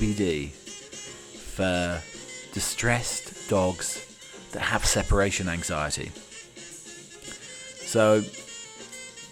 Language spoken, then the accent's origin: English; United Kingdom; I'm your British butler